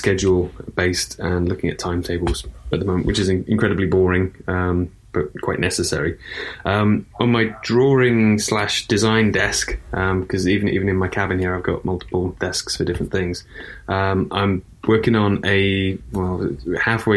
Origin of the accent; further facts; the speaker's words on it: Shrewsbury, West Midlands, United Kingdom; The side of the river that I'm from is Shrewsbury